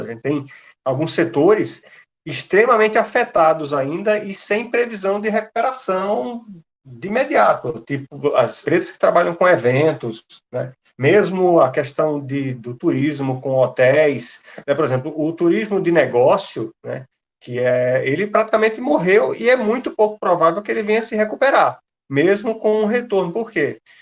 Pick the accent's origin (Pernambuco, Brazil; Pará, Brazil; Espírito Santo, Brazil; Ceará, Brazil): Pernambuco, Brazil; Recife; eu sou é, pernambucano, sou aqui de Recife